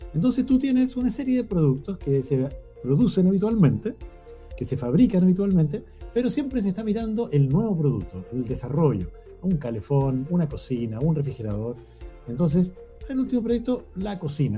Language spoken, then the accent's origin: Spanish; Cajón del Maipo, Santiago Metropolitan Region, Chile; Yo me crié en el Cajón del Maipo, que es un lugar lleno de naturaleza